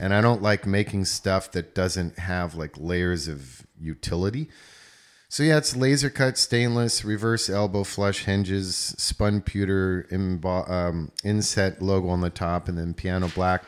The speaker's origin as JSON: {"language": "English", "region": "East Coast", "country": "United States", "said": "I'm from East Coast"}